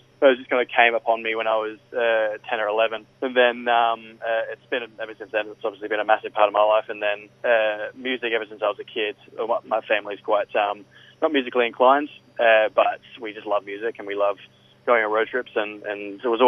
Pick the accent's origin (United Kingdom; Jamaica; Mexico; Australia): Australia; Byron Bay, New South Wales; now in United States; I'm born and bred in Byron Bay